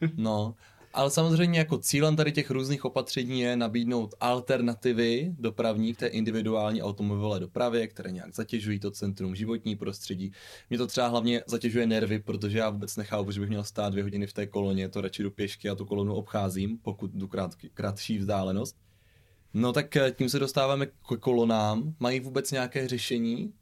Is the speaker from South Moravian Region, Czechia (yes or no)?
yes; Břeclav, South Moravian Region, Czechia; now in Brno, Czechia; já jsem původně jako od Břeclavy, tak to je Placka